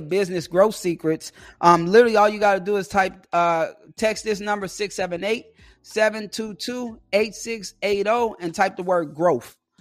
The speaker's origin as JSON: {"language": "English", "town": "Chicago", "region": "Illinois", "country": "United States", "said": "I'm from Chicago"}